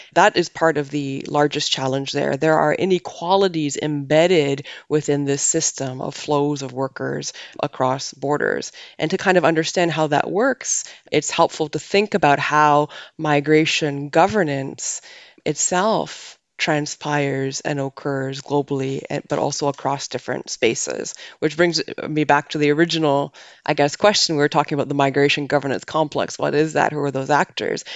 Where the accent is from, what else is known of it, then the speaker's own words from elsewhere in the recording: Canada; moved away as an adult; now in Netherlands; I'm from Canada originally, but I have lived and, and worked in many countries around the world before moving to the Netherlands.